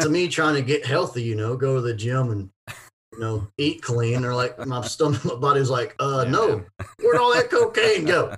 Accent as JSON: {"language": "English", "town": "Ocean Springs", "region": "Mississippi", "country": "United States", "tie": "born or raised there", "also_born_or_lived": "Vancleave, Mississippi / Los Angeles, California", "moved": "as an adult", "said": "right here in my hometown of Ocean Springs."}